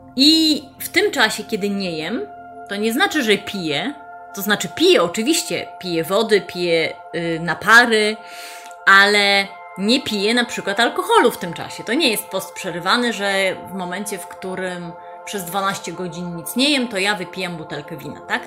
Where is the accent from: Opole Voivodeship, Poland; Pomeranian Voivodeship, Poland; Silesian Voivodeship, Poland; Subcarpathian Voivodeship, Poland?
Pomeranian Voivodeship, Poland; Gdańsk; Ja jestem z Gdańska, y, z Przymorza, tu mieszkam, tu pracuję